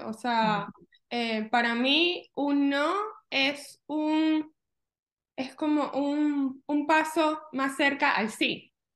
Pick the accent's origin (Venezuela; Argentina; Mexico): Venezuela; moved away as an adult; now in Orlando, United States; Yo soy de Venezuela